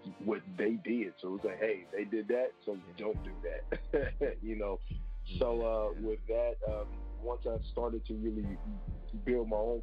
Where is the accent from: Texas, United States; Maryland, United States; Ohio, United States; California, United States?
Ohio, United States; Cincinnati; now in Columbus, United States; I'm from Cincinnati, Ohio, but I moved here to Columbus, Ohio to focus on music